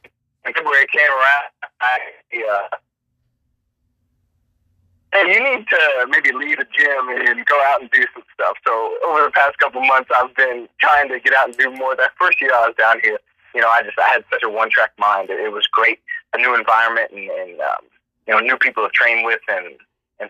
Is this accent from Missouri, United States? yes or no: yes; Hannibal, Missouri, United States; moved away as an adult; now in Pelham, United States; I am 26 years old, and I am from America's hometown, Hannibal, Missouri